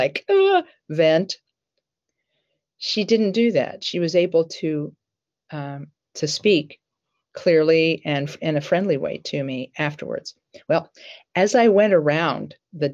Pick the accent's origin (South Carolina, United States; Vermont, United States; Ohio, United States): Ohio, United States; Columbus; I grew up in the Barnett Road area near Livingston Avenue